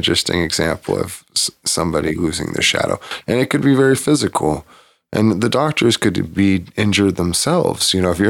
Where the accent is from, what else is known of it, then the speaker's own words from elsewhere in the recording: Bakersfield, California, United States; also born or lived in Cottage Grove, Oregon, United States; When I was very young, I moved from Cottage Grove, Oregon to Bakersfield and I forgot my shadow.